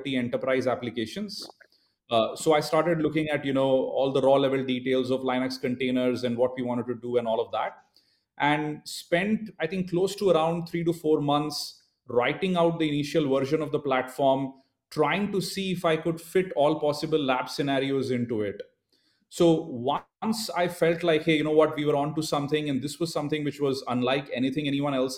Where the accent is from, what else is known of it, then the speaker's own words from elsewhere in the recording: India; being born and brought up in India